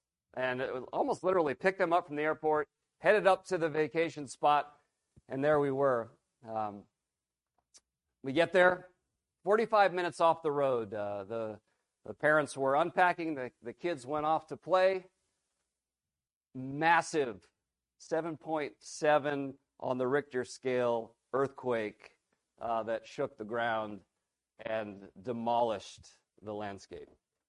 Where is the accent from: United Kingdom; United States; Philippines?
Philippines; I grew up in the Philippines. Many of you know my dad. He's been here. And my parents are missionaries.